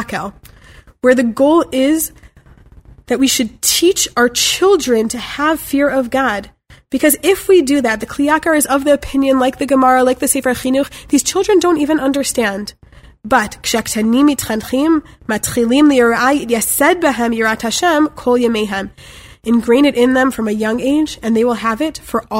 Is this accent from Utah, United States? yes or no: no; Chicago, Illinois, United States; I'm from Chicago